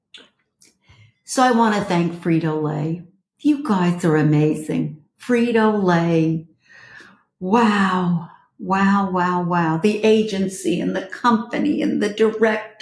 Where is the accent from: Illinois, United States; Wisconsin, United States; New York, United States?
New York, United States; New York City; moved away as an adult; now in Los Angeles, United States; this girl is a Brooklyn girl. I'm from Flatbush and Borough Park